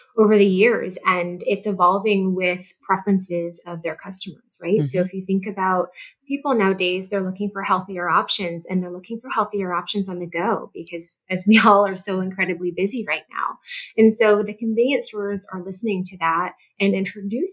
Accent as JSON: {"language": "English", "town": "St. Louis", "region": "Missouri", "country": "United States", "said": "I did move home to St. Louis, Missouri. I'm originally from St. Louis."}